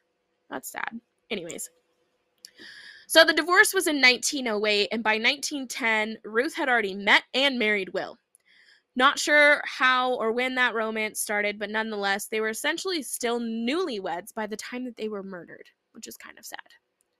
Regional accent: Minnesota, United States; Like, oh, you're from Minnesota? What? I'm from Minnesota.

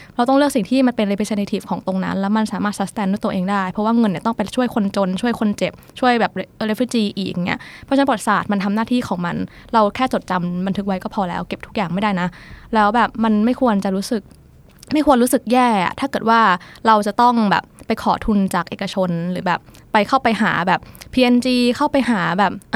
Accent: Thailand; also born or lived in Netherlands; เราเป็นคนไทย

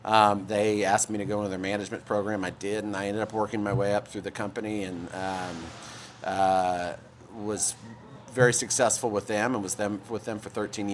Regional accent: Houston, Texas, United States; also born or lived in New Mexico / Dallas; I was born in New Mexico. All my family is out on the West Coast, but I went to high school in Houston, moved to Houston for high school, and then college in Dallas at SMU

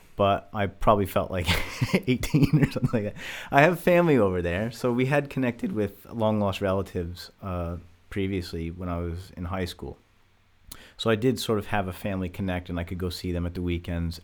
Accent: Westchester, New York, United States; moved away as an adult; now in Suffolk, United Kingdom; I was born in New York, uh, just above New York City in, uh, Westchester, so suburbia

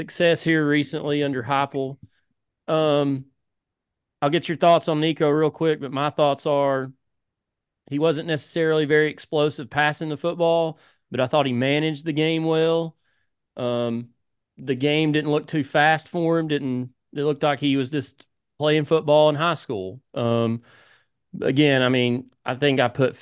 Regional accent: Mascot, Tennessee, United States; I'm from Mascot

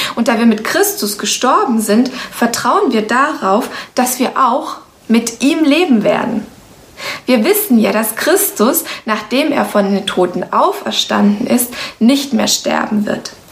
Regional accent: Romania; now in Germany; Ich bin zum Beispiel in Rumänien geboren

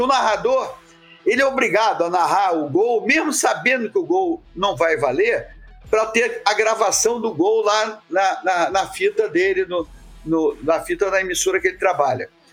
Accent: Rio de Janeiro, Brazil; eu comecei no futebol de praia em Copacabana, onde eu nasci

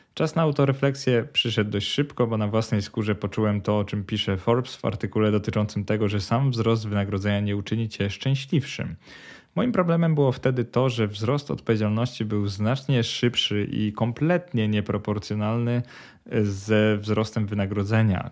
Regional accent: Poland; moved away as an adult; now in Sweden; wyrosłem w kulturze porównywania się do innych. Zresztą w Polsce kto nie wyrósł

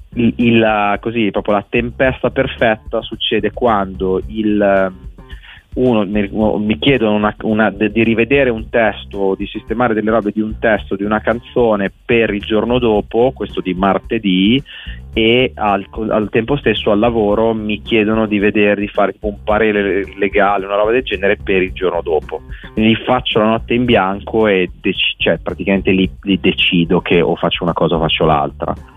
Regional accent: Bologna, Emilia-Romagna, Italy; moved away as an adult; now in Milan, Italy; io, se sono a Milano, sono un provinciale, perché sono di Bologna

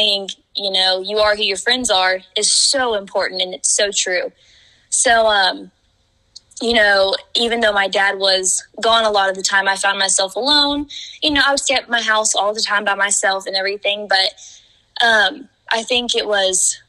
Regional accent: Vian, Oklahoma, United States; my hometown, Vian, Oklahoma

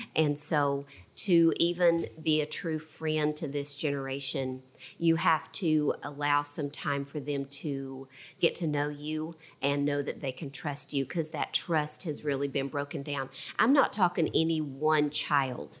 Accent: Southwest Virginia, United States; I was brought up in Southwest Virginia.

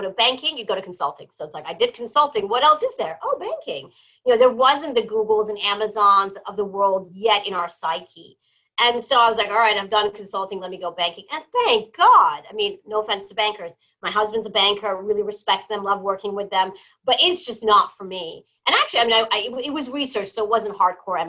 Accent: New Jersey, United States; also born or lived in Iran / Malta; I was born in Iran, but I grew up in New Jersey

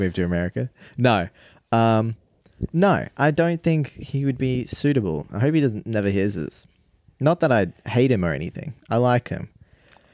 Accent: South Africa; now in Australia

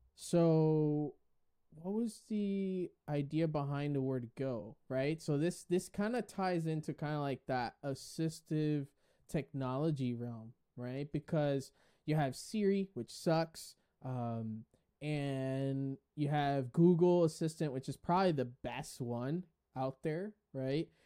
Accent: Puerto Rico; Boricua is something that us Puerto Ricans, we identify

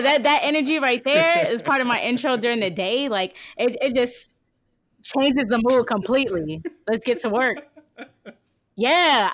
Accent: New Jersey, United States; also born or lived in Virginia; now in Indianapolis, United States; I'm from New Jersey

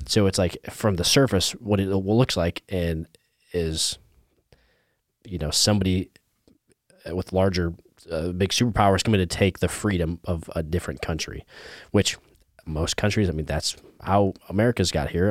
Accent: Indiana, United States; moved away; I'm from Indiana

